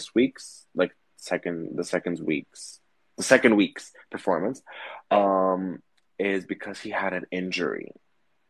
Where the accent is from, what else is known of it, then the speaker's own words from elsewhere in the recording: Greece; we're from Greece